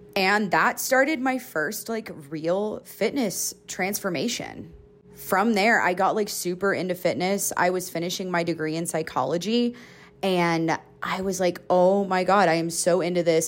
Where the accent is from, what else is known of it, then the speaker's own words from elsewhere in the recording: Georgia, United States; moved away as an adult; also born or lived in Colorado / Florida; now in Utah, United States; I went to college, like, forty-five minutes away from my hometown, and I had always been in Georgia